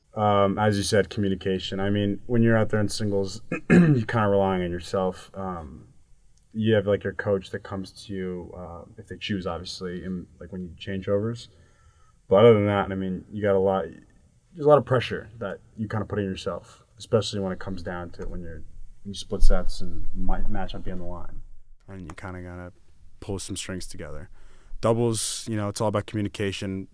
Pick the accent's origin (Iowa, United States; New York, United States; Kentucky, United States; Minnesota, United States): New York, United States; I'm from New York